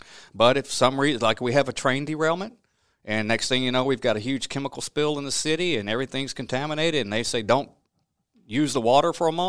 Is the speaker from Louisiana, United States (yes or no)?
yes; Louisiana, United States; But I grew up in the Duck Dynasty part of Louisiana, southwest Mississippi area, and that's my roots. And I had a typical childhood in a small town, farming town, and I wouldn't change anything about it.